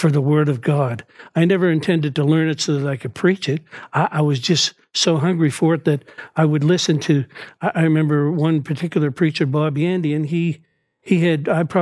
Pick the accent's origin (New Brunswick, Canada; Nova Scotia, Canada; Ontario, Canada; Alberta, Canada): Nova Scotia, Canada; Dartmouth; born and raised in Dartmouth, Nova Scotia